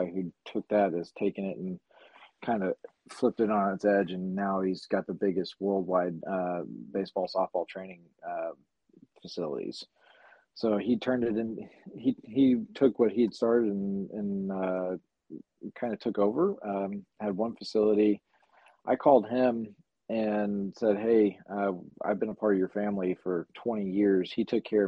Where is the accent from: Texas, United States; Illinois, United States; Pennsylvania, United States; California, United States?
Texas, United States; Addison; where I grew up in Addison